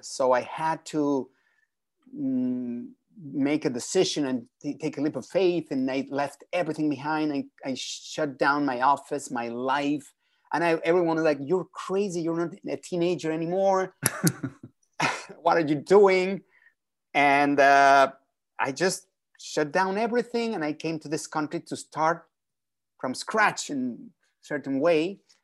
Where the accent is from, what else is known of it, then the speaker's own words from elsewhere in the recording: Mexico City, Mexico; moved away; I was born and raised in Mexico City